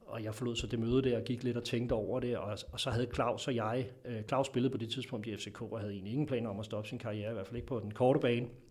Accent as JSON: {"language": "Danish", "country": "Denmark", "said": "som vi er som danskere"}